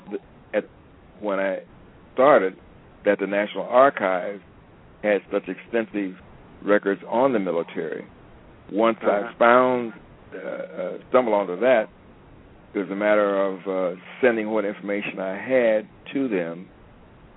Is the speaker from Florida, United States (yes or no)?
no; Cincinnati, Ohio, United States; where I was born in Cincinnati